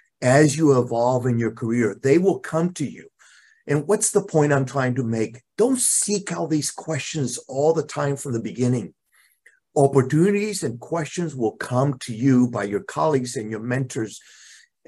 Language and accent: English; Puerto Rico; moved away as an adult; I'm originally from Puerto Rico. I left Puerto Rico close to 40 years ago